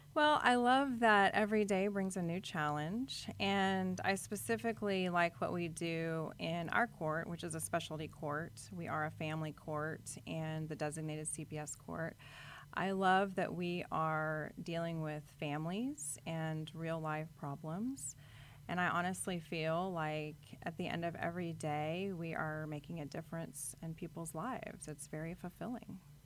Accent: Corpus Christi, Texas, United States; born or raised there

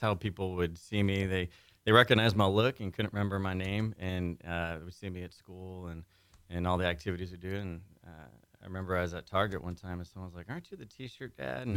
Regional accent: California, United States; moved away; I'm from California

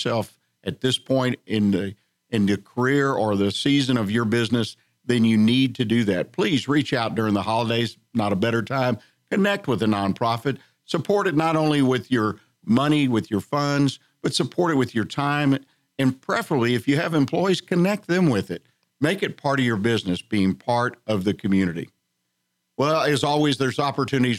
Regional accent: Houston, Texas, United States; I'm born and raised in Houston, so you got to know a little bit about the oil and gas business.

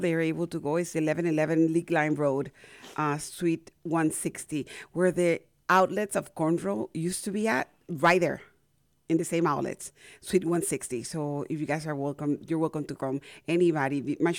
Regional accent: Panama; now in United States; I was born and raised in Panama.

